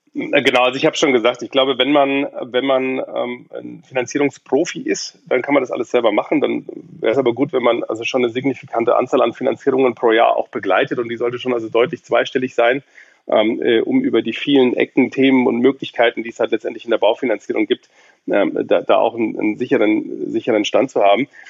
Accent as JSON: {"language": "German", "town": "Munich", "region": "Bavaria", "country": "Germany", "tie": "born or raised there", "moved": "yes", "lives_now": "Berlin, Germany", "said": "ich bin in München geboren"}